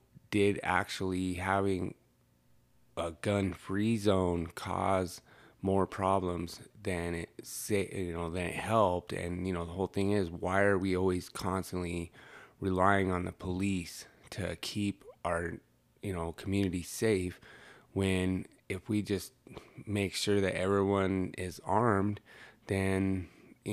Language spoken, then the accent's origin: English; Arvada, Colorado, United States; I was born and raised in Arvada, Colorado